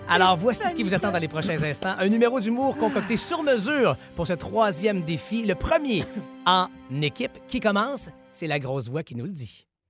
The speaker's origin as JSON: {"language": "French", "region": "Quebec", "country": "Canada", "said": "ici chez nous au Québec"}